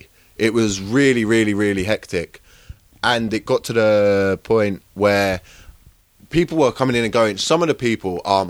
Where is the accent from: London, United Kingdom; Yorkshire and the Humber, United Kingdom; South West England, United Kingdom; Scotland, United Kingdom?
London, United Kingdom; Croydon; accent: Cockney